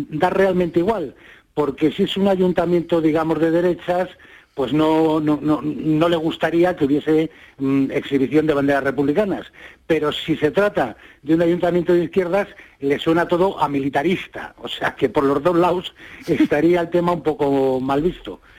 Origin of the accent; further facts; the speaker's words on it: Spain; nosotros somos españoles y mejor que nosotros no va a dar el tipo nadie?